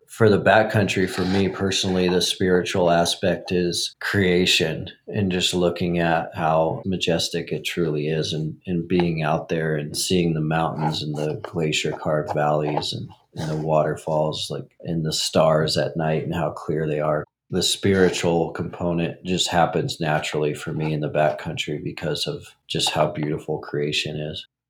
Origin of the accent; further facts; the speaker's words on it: Montana, United States; I grew up in Montana